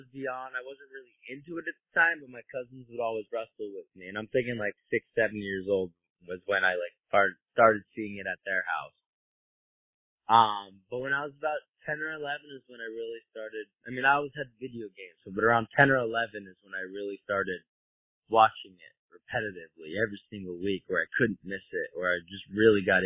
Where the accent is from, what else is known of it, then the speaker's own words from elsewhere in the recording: Kalispell, Montana, United States; moved away as an adult; also born or lived in Boston, Massachusetts; Montana, like, I grew up in Kalispell.